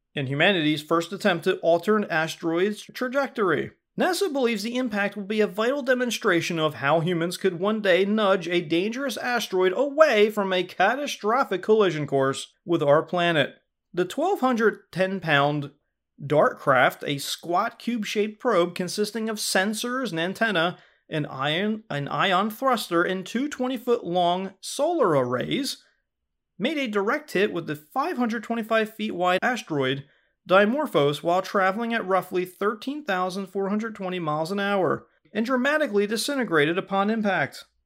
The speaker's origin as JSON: {"language": "English", "country": "United States", "said": "we say fall here in America"}